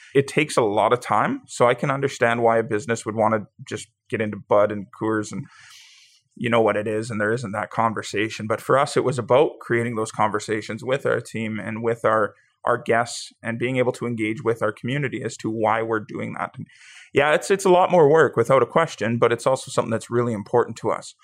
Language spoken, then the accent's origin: English; Pincher Creek, Alberta, Canada; also born or lived in Taber, Alberta; Growing up in Pincher, there was about thirty-five hundred people